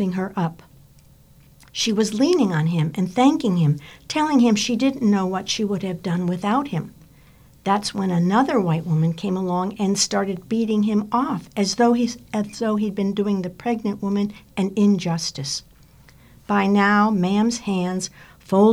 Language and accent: English; Hartford, Connecticut, United States; now in Maine, United States; I grew up in Hartford, Connecticut, and as a little girl